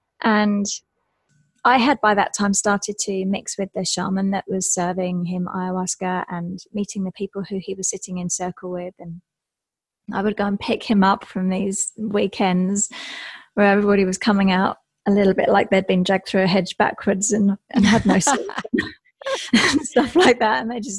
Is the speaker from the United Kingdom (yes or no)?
yes; England, United Kingdom; I'm English, so I was in England for most of those years, working in and out of London and the surrounding areas